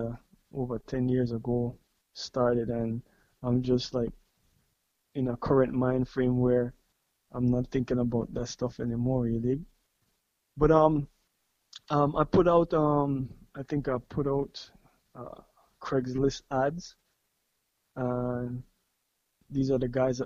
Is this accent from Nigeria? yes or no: no; Belize; right here in Belize. Born and raised in Belize.